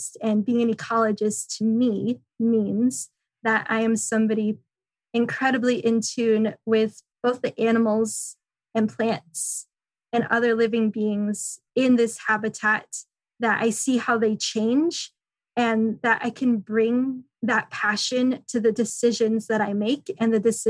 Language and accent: English; San Francisco, California, United States; moved away as an adult; also born or lived in McCall, Idaho; I grew up in San Francisco